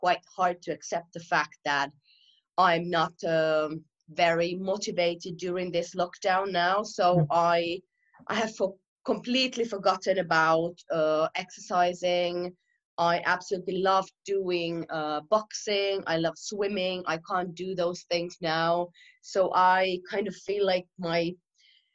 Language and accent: English; Finland; moved away as an adult; now in London, United Kingdom; I'm from Finland originally and I moved to London about 3 years ago.